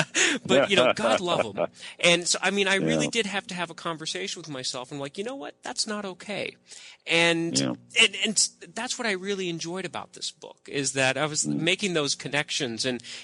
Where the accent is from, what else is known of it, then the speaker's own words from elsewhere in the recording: Deep South, United States; I grew up in the Deep South. Not many Mormons, at least.